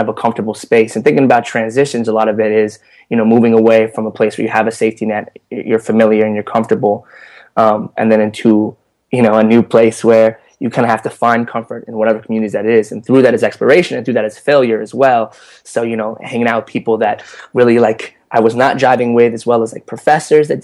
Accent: Southern California, United States; Southern California

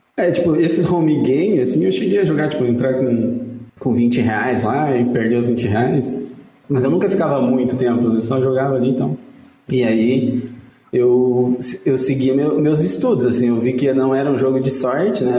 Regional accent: Santa Isabel do Oeste, Paraná, Brazil; eu nasci em Santa Isabel do Oeste, que é uma cidadezinha do, do sudoeste ali

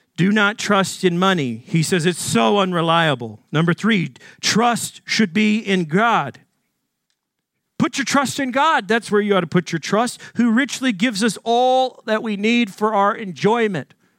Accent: Arkansas, United States; Growing up in Arkansas in a wealthy family

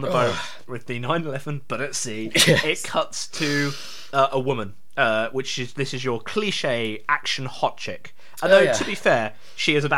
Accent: England, United Kingdom; we're English

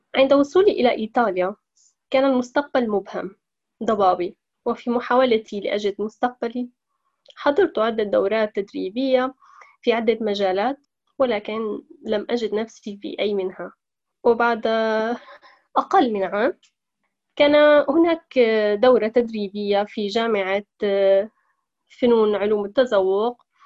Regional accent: Aleppo, Aleppo Governorate, Syria; moved away as an adult; now in Italy; امرأة سورية من مدينة حلب حيث ترعرعت ودرست

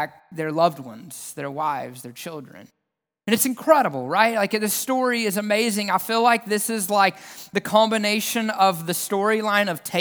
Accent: the South, United States; accent: southern; the southernness of my accent

